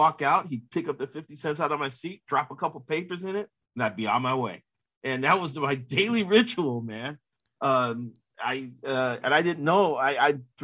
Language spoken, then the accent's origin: English; Chicago, Illinois, United States; growing up in Chicago, at the time I was a kid, we have four papers.